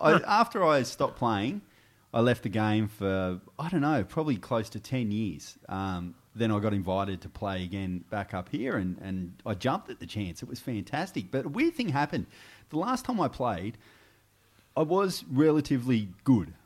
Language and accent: English; Goulburn, New South Wales, Australia; moved away as an adult; also born or lived in Albury, New South Wales / Canberra; now in Sydney, Australia; I left there when I was ten and moved to Goulburn. uh, and spent the rest of my years, uh, in Goulburn until I was twenty-one